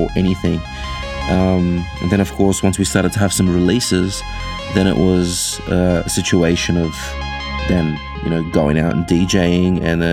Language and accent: English; Australia; we are three Aussie blokes